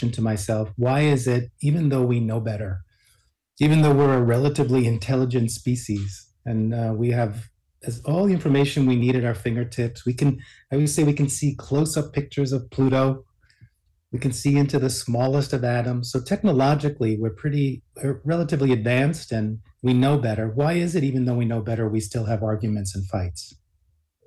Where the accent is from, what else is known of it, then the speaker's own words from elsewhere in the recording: New York City, New York, United States; I was born in New York City